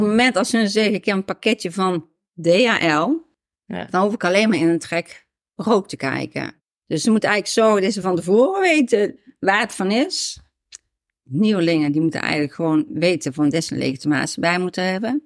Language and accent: Dutch; Netherlands; ik woonde in de Javestraat. Mhm. Dus ook hier in uh, Springbaan Oost